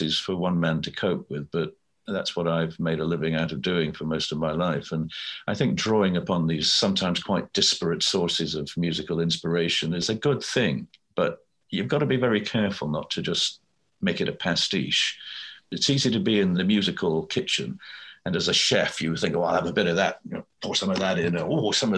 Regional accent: Scotland, United Kingdom; my childhood growing up in Scotland

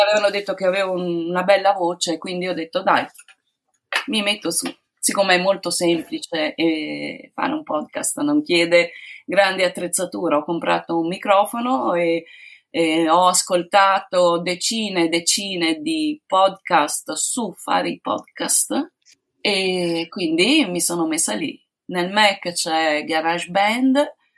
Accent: Padua, Veneto, Italy; sono di Padova

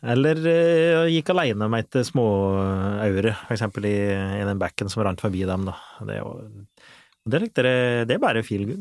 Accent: Flisa, Innlandet, Norway; det vann overalt i nærheten der jeg vokste opp.

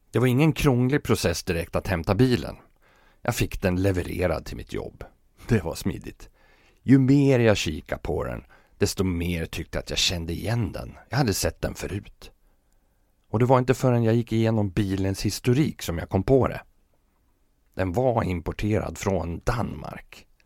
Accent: Fagersta, Västmanland, Sweden; det är ju för att jag är från Fagersta

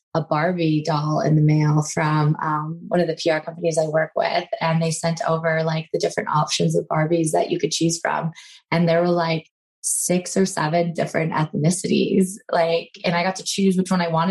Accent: Manhattan Beach, California, United States; So I grew up in Manhattan Beach, which is a little beach town. It's technically called the South Bay. It's just south of Los Angeles

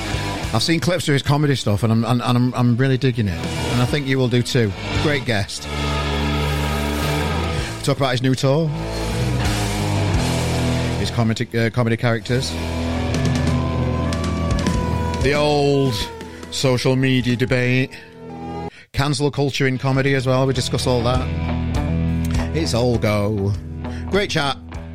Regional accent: Sheffield, Yorkshire and the Humber, United Kingdom; now in Manchester, United Kingdom; Well, I'm from Sheffield originally, and I've moved to Manchester. And, you know, I think the accent's merging a little bit.

